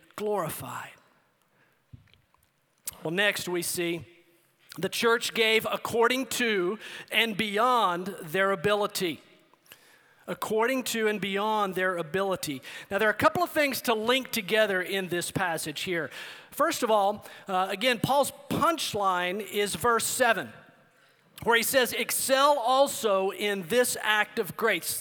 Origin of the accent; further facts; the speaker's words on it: El Paso, Texas, United States; I grew up in El Paso, Texas.